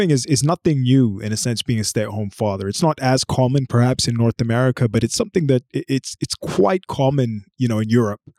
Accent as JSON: {"language": "English", "country": "Bahrain", "tie": "born or raised there", "also_born_or_lived": "Brazil / Nigeria / United Kingdom", "said": "I was born in Brazil. I lived for a while in Nigeria. I lived for a while in the UK. And I spent most of my, most of my childhood in a place called Bahrain, which is in the Mid"}